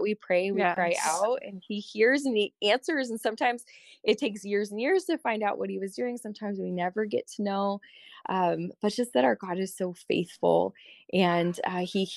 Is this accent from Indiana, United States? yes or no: no; Colorado, United States; I was originally from Colorado